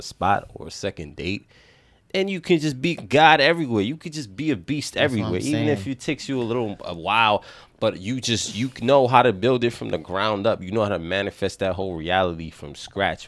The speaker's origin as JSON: {"language": "English", "region": "New York", "country": "United States", "accent": "New York", "said": "my New York accent"}